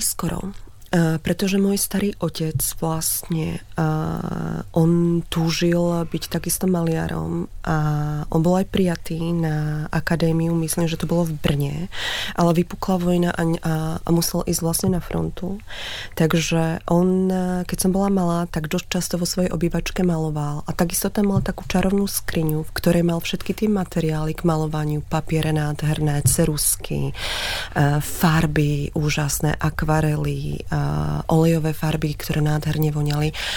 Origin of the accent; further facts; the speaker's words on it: Slovakia; moved away; som sa vracala veľmi rada na Slovensko, odkiaľ pochádzam.